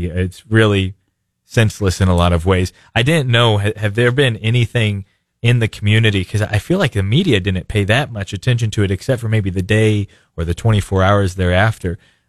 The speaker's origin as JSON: {"language": "English", "town": "Springfield", "region": "Missouri", "country": "United States", "lives_now": "Republic, United States", "said": "I live in Republic, but mm-hmm. I say I'm from Springfield."}